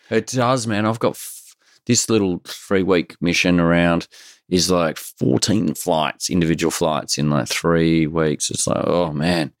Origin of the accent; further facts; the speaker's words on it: Australia; I grew up in Australia